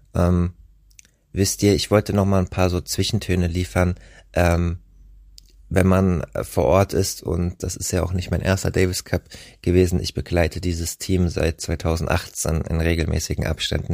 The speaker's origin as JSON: {"language": "German", "area": "Rheingau", "region": "Hesse", "country": "Germany", "tie": "born or raised there", "said": "aus meiner Heimat im Rheingau"}